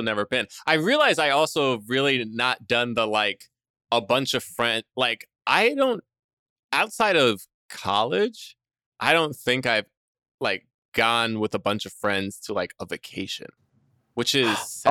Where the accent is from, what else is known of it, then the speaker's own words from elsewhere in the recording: New York, United States; also born or lived in Jersey Shore; I was born in New York and grew up around there